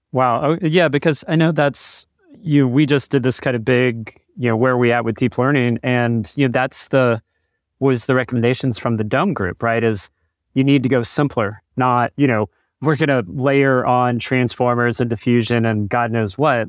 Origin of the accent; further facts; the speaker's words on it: Chattanooga, Tennessee, United States; I grew up in Chattanooga